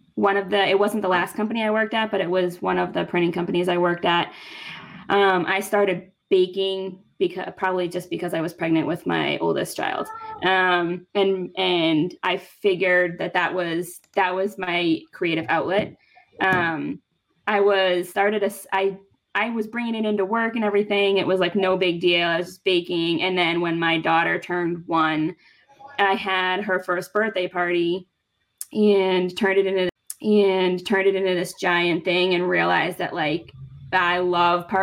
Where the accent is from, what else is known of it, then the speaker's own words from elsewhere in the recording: near Boston, Massachusetts, United States; moved away as an adult; now in Connecticut, United States; I was still living at home in near Boston. I'm from Mass.